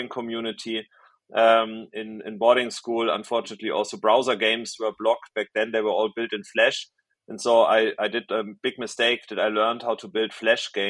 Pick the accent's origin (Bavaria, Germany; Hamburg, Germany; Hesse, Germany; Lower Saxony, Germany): Bavaria, Germany; Munich; I'm from Munich originally, so I grew up there